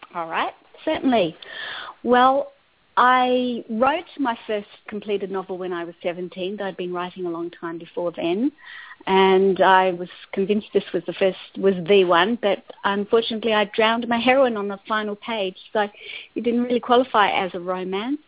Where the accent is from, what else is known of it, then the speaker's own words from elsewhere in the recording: Adelaide, South Australia, Australia; moved away as an adult; also born or lived in Botswana; I was a journalist for a number of years on the Adelaide Advertiser, my hometown